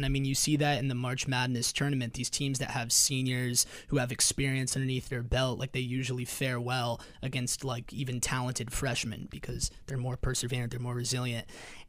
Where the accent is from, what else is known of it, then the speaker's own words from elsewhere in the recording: Los Angeles, California, United States; moved away; so I'm from Los Angeles, where volleyball is very big